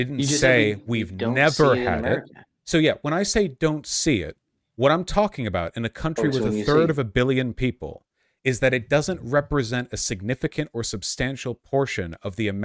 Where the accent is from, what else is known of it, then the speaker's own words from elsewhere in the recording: United States; I am American